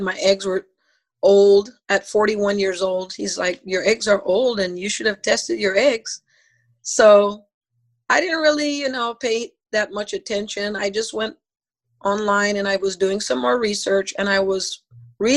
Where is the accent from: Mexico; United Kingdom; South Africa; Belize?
Belize; moved away; I'm from Belize